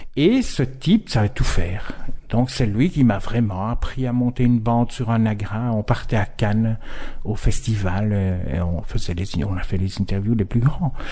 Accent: Verviers, Wallonia, Belgium; accent: Verviers; now in Brussels, Belgium; ça fait 30 ans que j'habite à Bruxelles et j'ai toujours des intonations d'accent de vervier.

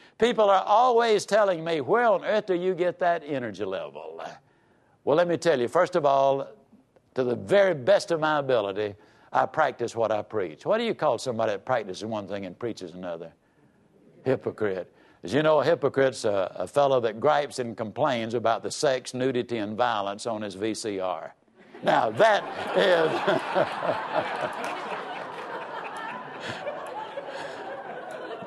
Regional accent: Yazoo City, Mississippi, United States; I was raised down in Yazoo City, Mississippi.

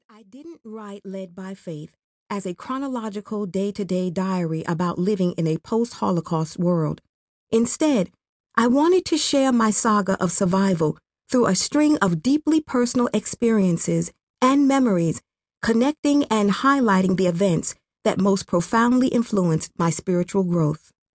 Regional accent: Mataba, Western Province, Rwanda; I grew up in a small village called Mataba, in the western province of Kibuye

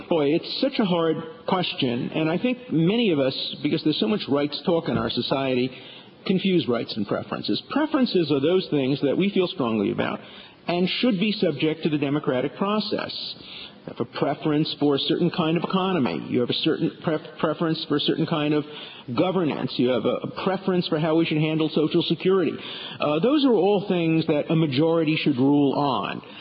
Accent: New York City, New York, United States; I grew up in Borough Park, not too far from here

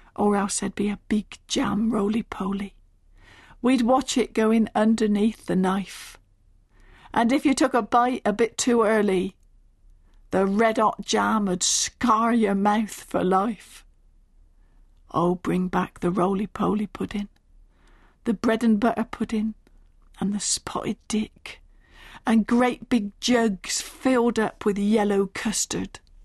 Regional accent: Stanford in the Vale, South East England, United Kingdom; I was brought up in the Berkshire village of Stamford in the Vale.

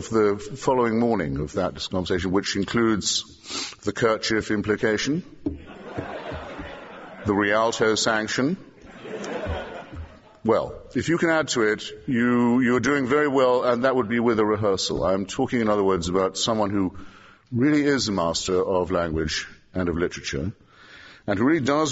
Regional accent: England, United Kingdom; an Englishman who tries to make his living by our language

